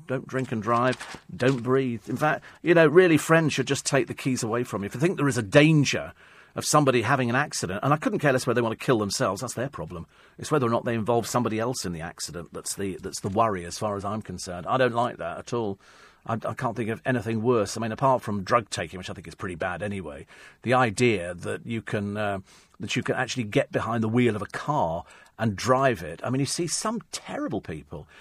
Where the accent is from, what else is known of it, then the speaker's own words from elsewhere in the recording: United Kingdom; the Brits, we